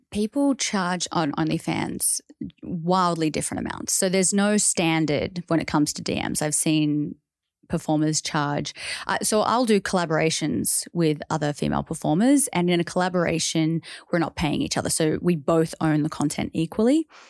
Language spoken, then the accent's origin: English; Australia; growing up as an Australian